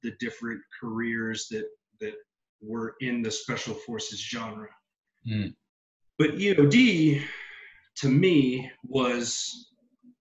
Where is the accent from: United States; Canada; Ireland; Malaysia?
United States; San Benito, Texas; I'm born and raised in South Texas, a little town called San Benito down in the Rio Grande Valley